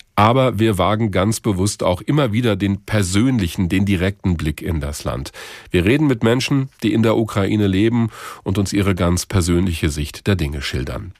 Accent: Germany; bei uns in Deutschland

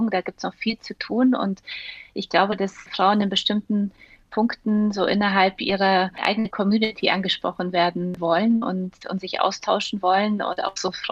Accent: Munich, Bavaria, Germany; Und ich bin ja in München aufgewachsen

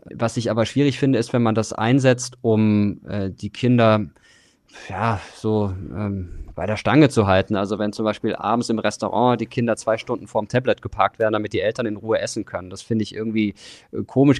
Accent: Germany; wir sind auch als Deutschland NATO-Mitglied

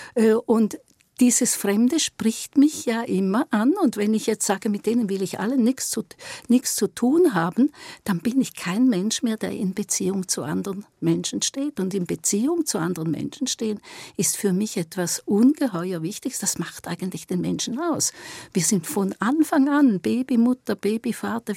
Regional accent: Eastern Switzerland, Switzerland; ich bin auch eine Schweizerin und ich komm aus der Ostschweiz.

